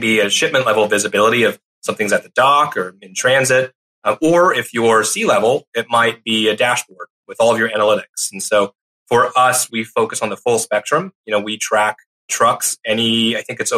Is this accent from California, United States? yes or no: no; Longview, Texas, United States; I actually grew up on the same street as Matthew McConaughey in Longview, Texas